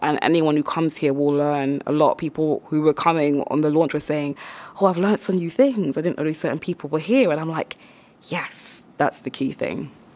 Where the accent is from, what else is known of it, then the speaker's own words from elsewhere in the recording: Croydon, London, United Kingdom; also born or lived in Caribbean; I am from the Caribbean, but also I'm from Croydon